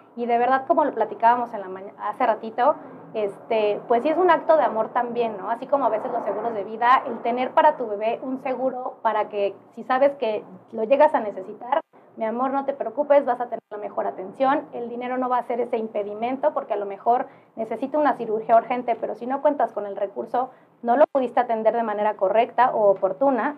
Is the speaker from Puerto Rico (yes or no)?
no; Oaxaca, Mexico; yo soy oaxaqueña